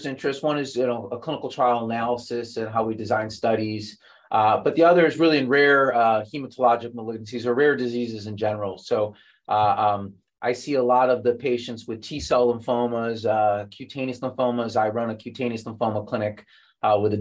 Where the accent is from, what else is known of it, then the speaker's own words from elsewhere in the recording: Chicago, Illinois, United States; moved away as an adult; now in San Diego, United States; I'm originally from Chicago, then I made my way gradually out west to San Diego